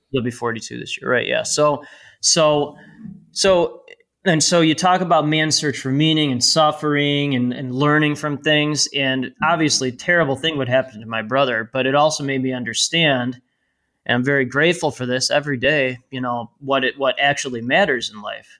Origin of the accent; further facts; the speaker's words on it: North Shore, north of Chicago, Illinois, United States; I live and grew up, uh, about twenty-five miles north of downtown Chicago. And, uh, it's called the North Shore.